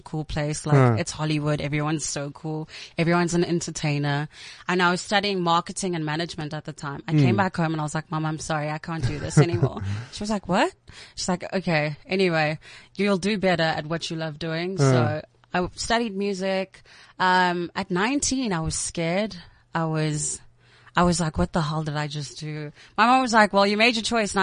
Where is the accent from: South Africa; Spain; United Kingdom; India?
South Africa; Bhisho, Eastern Cape; I'm from Ebisho. It's a small town in the Eastern Cape.